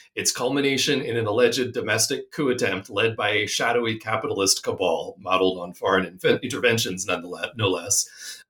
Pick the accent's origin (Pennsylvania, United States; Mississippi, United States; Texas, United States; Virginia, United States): Pennsylvania, United States; Philadelphia; I grew up in the Philadelphia area